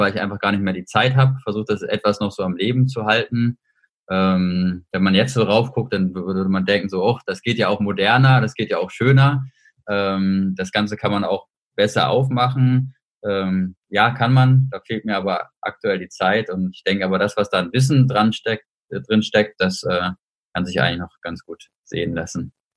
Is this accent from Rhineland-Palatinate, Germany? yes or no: no; Hamburg, Germany; moved away as an adult; now in Saarbrücken, Germany; bin jetzt hier im Homeoffice in meiner Heimatstadt Hamburg